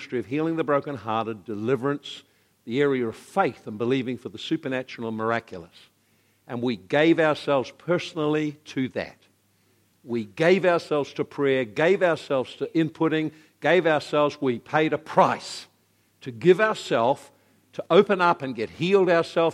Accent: Napier, Hawke's Bay, New Zealand; now in Hastings, New Zealand; I grew up in Napier

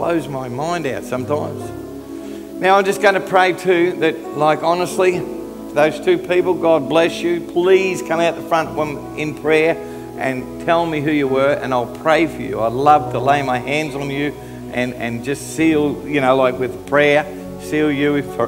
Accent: Australia; I'm an Aussie

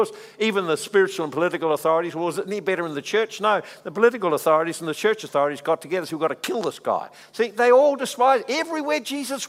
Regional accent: Dannevirke, Manawatū-Whanganui, New Zealand; I came from Dannyvirk. You know, and Dannyvirk, well, anyone knows Dannyvirk, you know Dannyvirk. So I came out of Dannyvirk, very small town, you know, country town

